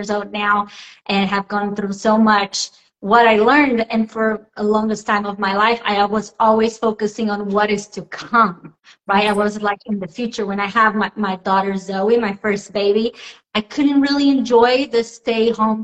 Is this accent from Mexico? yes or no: no; Brazil; English is a second language; moved away; I am originally from Brazil